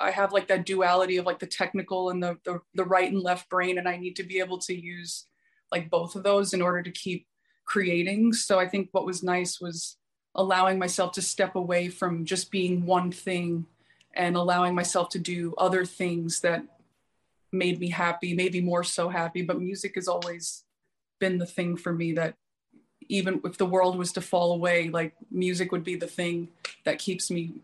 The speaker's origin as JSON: {"language": "English", "town": "New York City", "region": "New York", "country": "United States", "tie": "born or raised there", "also_born_or_lived": "Oregon", "moved": "yes", "lives_now": "Los Angeles, United States", "said": "I was born in New York, but I live"}